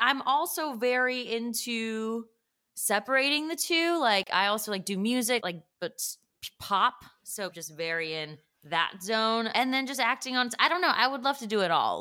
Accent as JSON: {"language": "English", "town": "Northbrook", "region": "Illinois", "country": "United States", "tie": "born or raised there", "moved": "yes", "said": "I grew up actually around a lot of Korean people. Just there were a lot of Koreans in the suburb"}